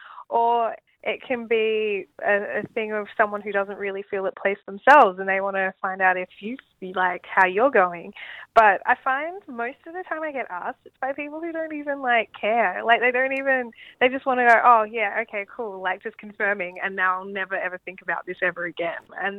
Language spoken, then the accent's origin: English; Australia; I'm Australian.